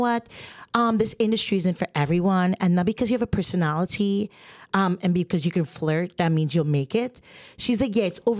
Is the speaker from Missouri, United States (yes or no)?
no; New Jersey, United States; I am from Jersey. I talk with my hands and I'm not aggressive. at all.